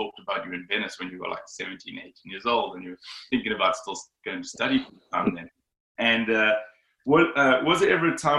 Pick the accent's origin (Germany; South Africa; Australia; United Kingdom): South Africa; growing up in Zabrica, we were kind of taught to surf a certain way.